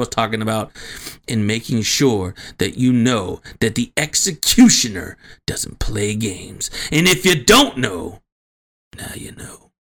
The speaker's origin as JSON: {"language": "English", "town": "Cleveland", "region": "Ohio", "country": "United States", "said": "And we come from Cleveland. You know what I'm saying, man? East 1999."}